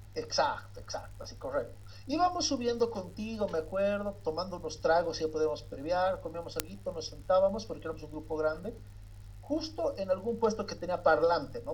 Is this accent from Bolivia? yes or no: yes; Bolivia; now in La Paz, Bolivia; nosotros estamos en La Paz, somos bolivianos